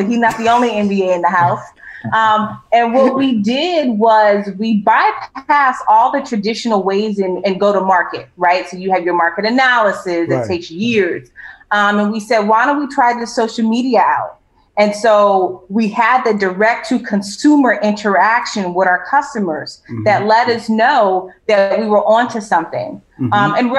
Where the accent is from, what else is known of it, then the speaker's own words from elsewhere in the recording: Los Angeles, California, United States; I'm from Los Angeles, so they call me ….